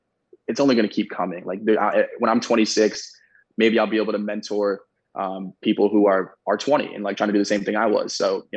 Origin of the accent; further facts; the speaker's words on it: Ohio, United States; I'm from Ohio, small town dude